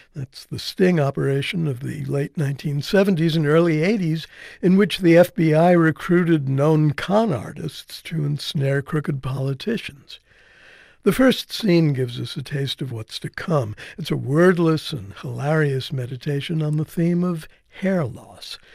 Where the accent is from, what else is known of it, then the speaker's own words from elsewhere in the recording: New Jersey, United States; I'm from Jersey